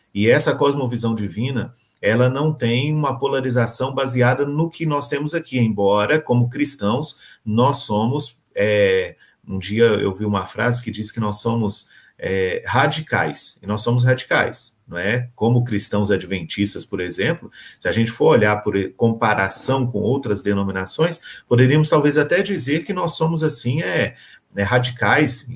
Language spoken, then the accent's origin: Portuguese; Minas Gerais, Brazil; vou falar como mineiro